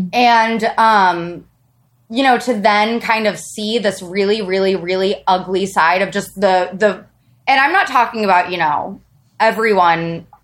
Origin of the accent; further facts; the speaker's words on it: Midwest, United States; And also, I grew up in a conservative, I'm from the Midwest.